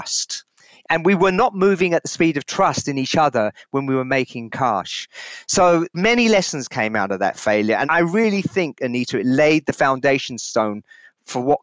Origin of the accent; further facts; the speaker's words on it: London, United Kingdom; my early years of growing up in London